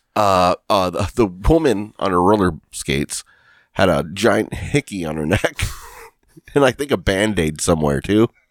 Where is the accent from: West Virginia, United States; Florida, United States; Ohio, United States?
Ohio, United States; Lorain; I'm from Lorraine